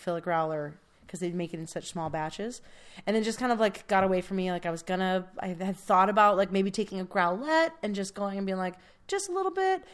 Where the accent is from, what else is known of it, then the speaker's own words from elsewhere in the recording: California, United States; we're from California